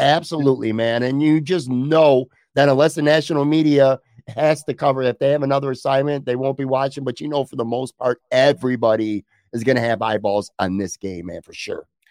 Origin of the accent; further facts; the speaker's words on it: Buffalo, New York, United States; I grew up on the west side of Buffalo